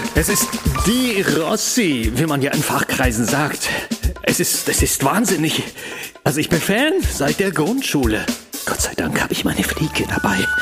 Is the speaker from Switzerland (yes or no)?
no; Bielefeld, North Rhine-Westphalia, Germany; Ich komme aus Bielefeld